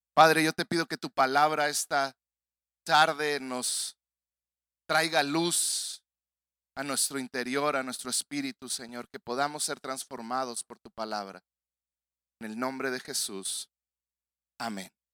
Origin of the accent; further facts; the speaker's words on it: Mexico; yo como mexicano que no vivo en Estados Unidos